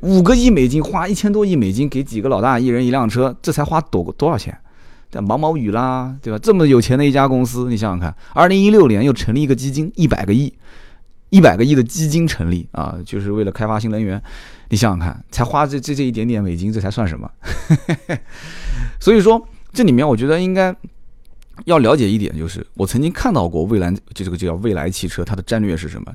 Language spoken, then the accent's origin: Chinese; China; 我们中国人